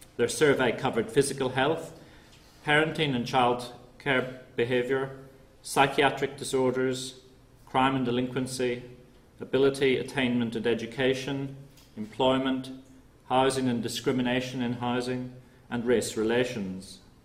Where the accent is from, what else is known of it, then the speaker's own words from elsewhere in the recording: Northern Ireland, United Kingdom; I'm from Northern Ireland myself